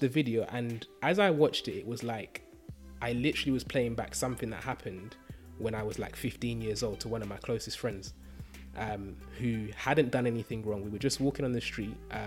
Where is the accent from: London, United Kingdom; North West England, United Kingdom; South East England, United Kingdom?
London, United Kingdom; growing up in East London